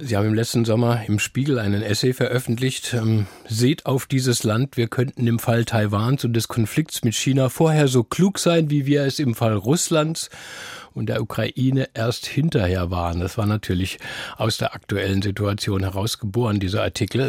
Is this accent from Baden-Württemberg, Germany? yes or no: yes; Heidelberg area, Baden-Württemberg, Germany; bisschen südlicher bin ich aufgewachsen in der Gegend von Heidelberg